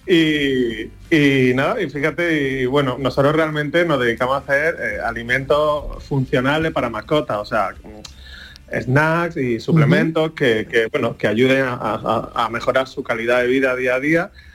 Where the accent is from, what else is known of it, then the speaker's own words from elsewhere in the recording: Andújar, Andalusia, Spain; moved away as an adult; also born or lived in Bogotá, Colombia / Seville; me vine a Andújar, a mi pueblo